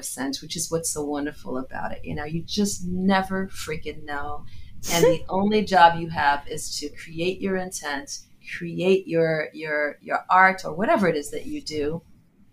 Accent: New Jersey, United States; also born or lived in London, United Kingdom / Jamaica; I'm a Jamaican girl born in London, raised in Jersey

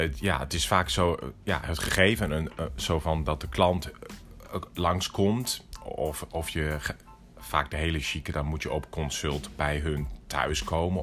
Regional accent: Netherlands; moved away as an adult; also born or lived in Tokyo, Japan / New York, United States; als Nederlander

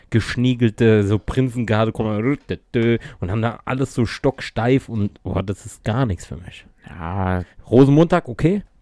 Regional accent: Mainz, Rhineland-Palatinate, Germany; War ich mit meinen Eltern und meinem Bruder, na klar, als Mainzer, äh, Fasnachtsumzug gucken.

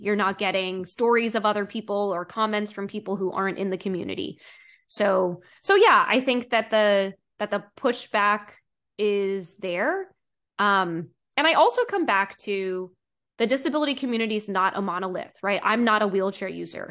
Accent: East Coast, United States; growing up on the East Coast

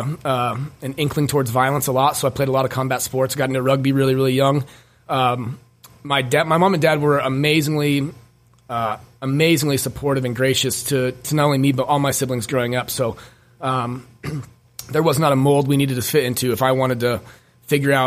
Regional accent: Wheat Ridge, Colorado, United States; also born or lived in Denver; I was born in Wheat Ridge, Colorado. My mom and dad, Rick and Shauna, were super, super young. So we grew up, you know, just poor

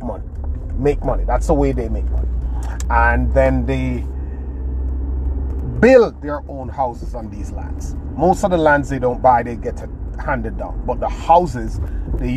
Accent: Jamaica; Where I come from in rural Jamaica, Caribbean, my hometown, it's a third world country

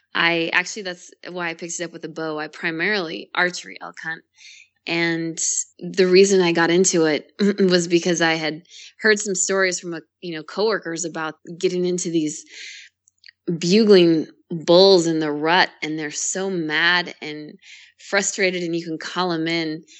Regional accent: Boise, Idaho, United States; also born or lived in California; I am born and raised in Idaho. Um, started out in a small town right outside of Boise and moved into Boise when I was a little bit older

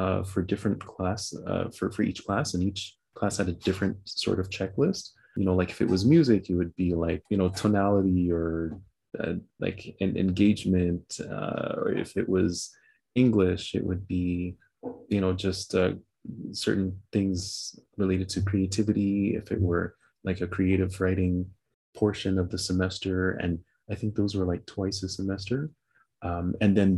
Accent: New York City, New York, United States; now in Canada; my family moved there, and I grew up in Brooklyn in New York

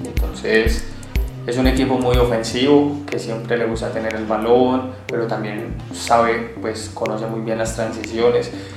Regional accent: Colombia; also born or lived in Bogotá / Europe; now in Medellín, Colombia; me considero un colombiano

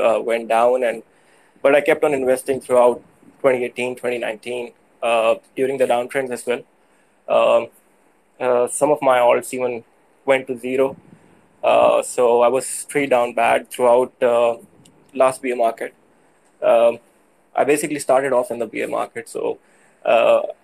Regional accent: Pakistan; I'm from South Asia. I'm from Pakistan.

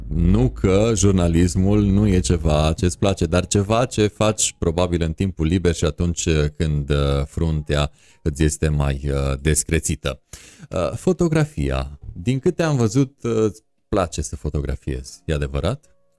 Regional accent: Transylvania, Romania; eu sunt ardelean

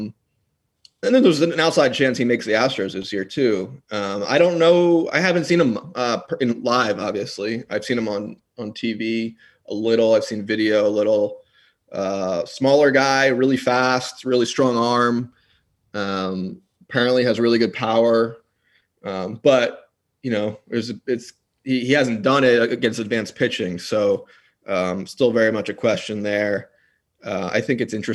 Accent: Philadelphia, Pennsylvania, United States; I grew up in Philly

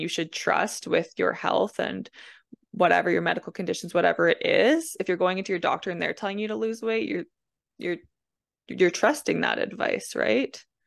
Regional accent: Manitoba, Canada; I'm from Manitoba, Canada.

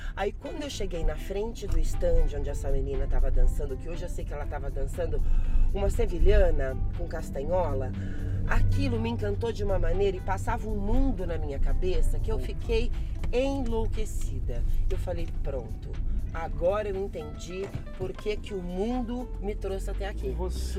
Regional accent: Jabuticabal, São Paulo, Brazil; moved away as an adult; now in Spain; eu sou de Jabuticabal

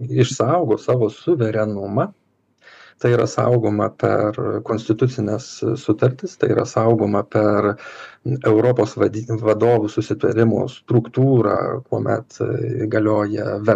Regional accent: Lithuania; mes lietuviai galime didžiuotis savo lietuviškąja tapatybe

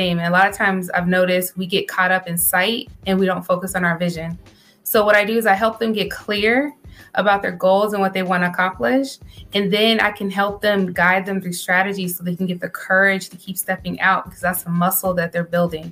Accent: Maryland, United States; now in Texas, United States; I am from Maryland. However, we're currently residing in Texas.

